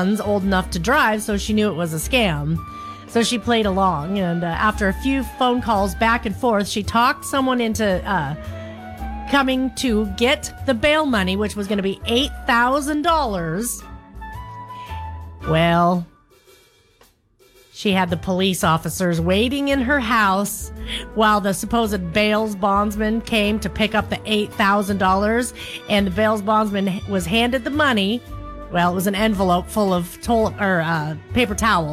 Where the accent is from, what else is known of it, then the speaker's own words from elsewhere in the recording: Wendell, Idaho, United States; I grew up in Wendell, Idaho